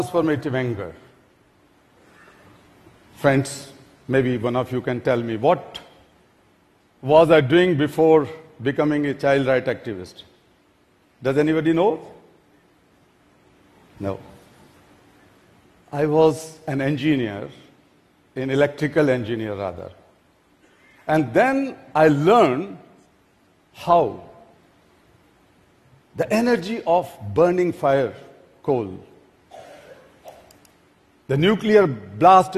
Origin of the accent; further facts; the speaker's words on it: Delhi, India; my hometown, Delhi